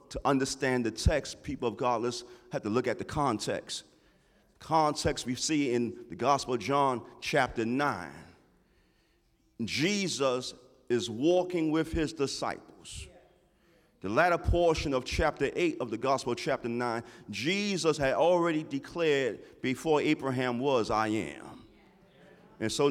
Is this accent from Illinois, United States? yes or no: no; New York City, New York, United States; growing up in Harlem